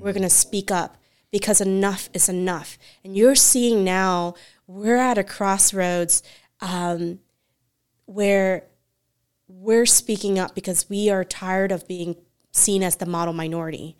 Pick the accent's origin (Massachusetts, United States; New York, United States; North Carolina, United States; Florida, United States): Florida, United States; Central; I'm from Central Florida